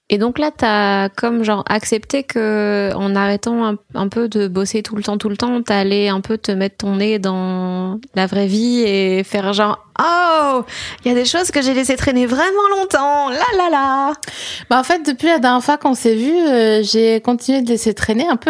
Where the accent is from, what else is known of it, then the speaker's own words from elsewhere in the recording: Alsace, Grand Est, France; also born or lived in Vosges; je suis née dans les Vosges, j'ai grandi en Alsace